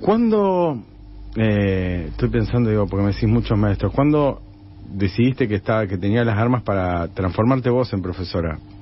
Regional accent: Rosario, Santa Fe, Argentina; se nota que soy demasiado rosarino.

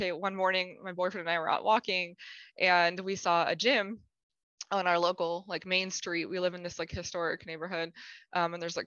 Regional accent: Pittsburgh, Pennsylvania, United States; moved away as an adult; now in St. Louis, United States; I'm from Pittsburgh, Pennsylvania in the United States. And I actually now live in St. Louis, Missouri. Moved out here in 2007 to go to college

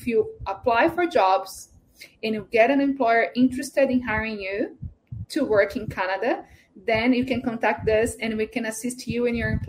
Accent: India; Portuguese is a second language; now in Japan; eu sou da Índia e minha esposa é brasileira nós moramos no Japão.

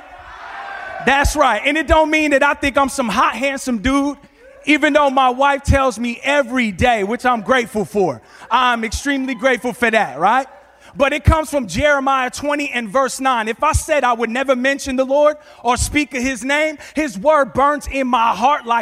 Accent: New York, United States; now in California, United States; I'm originally from New York, born in Manhattan, raised in the Bronx. We came out to California

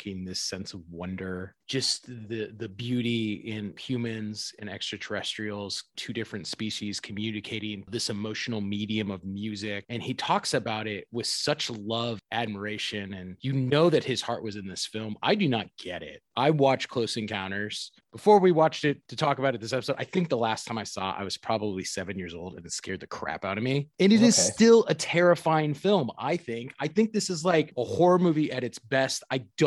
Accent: Indiana, United States; us growing up in Indiana

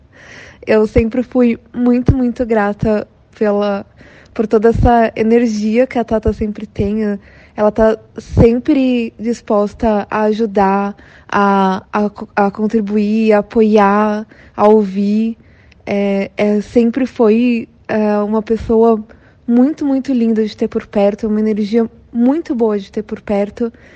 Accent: São Paulo, Brazil; eu sou de São Paulo

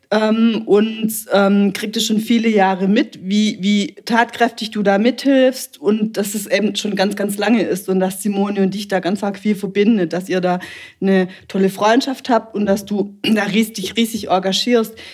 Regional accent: Bettringen, Baden-Württemberg, Germany; Ich bin ja auch ähm, groß geworden im Musikverein Bettringen

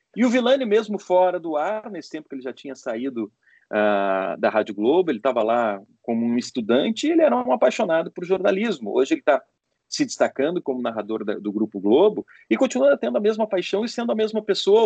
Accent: Porto Alegre, Rio Grande do Sul, Brazil; moved away as an adult; also born or lived in Recife; now in São Paulo, Brazil; Eu comecei a minha vida em Porto Alegre, eu sou de Porto Alegre.

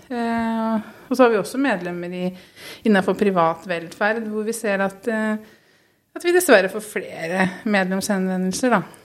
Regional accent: Halden, Østfold, Norway; moved away as an adult; also born or lived in Oslo; now in Skien, Norway; opprinnelig er jeg haldenser

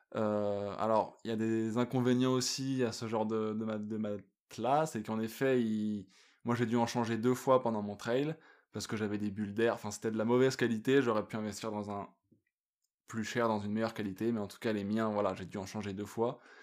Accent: France; moved away as an adult; also born or lived in Australia; now in Yukon, Canada; je suis un Français expatrié au Yukon

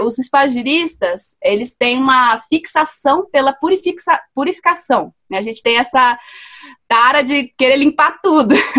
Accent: Mariana, Minas Gerais, Brazil; moved away as an adult; also born or lived in Belo Horizonte; Eu cresci em Mariana, né, em Minas Gerais, e eu passei a minha infância vendo a minha mãe fazer sabão artesanal

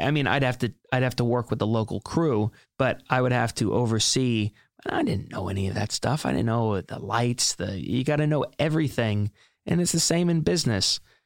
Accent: Hilton Head Island, South Carolina, United States; moved away as an adult; now in New York City, United States; Born and raised in Hilton Head Island, South Carolina, moved up to New York City in, um, August of two thousand eleven

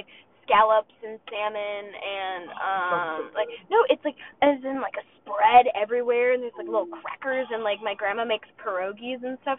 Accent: Midwest, United States; we're from the Midwest.

